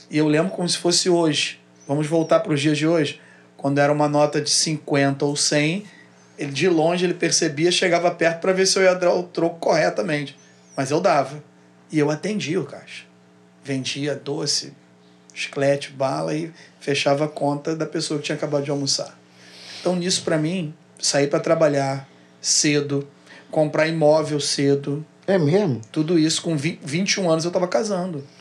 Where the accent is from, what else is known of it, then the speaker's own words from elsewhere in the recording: Rio Grande do Sul, Brazil; also born or lived in Rio de Janeiro; Só que aí eu vim morar no Rio de Janeiro. Saí do Rio Grande do Sul e vim morar no Rio de Janeiro. Com 16 anos, eu voltei a morar no Rio Grande do Sul mais dois anos e pouco.